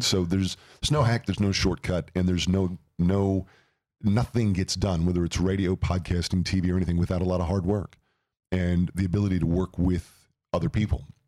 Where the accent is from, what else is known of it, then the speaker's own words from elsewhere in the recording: St. Louis, Missouri, United States; moved away as an adult; now in Phoenix, United States; I grew up in Saint Louis, Missouri, which is the Midwest